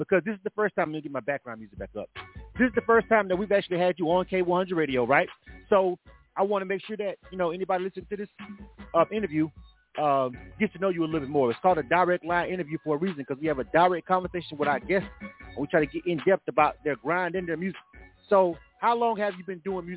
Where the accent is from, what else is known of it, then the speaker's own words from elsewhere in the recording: the South, United States; I'm from the South.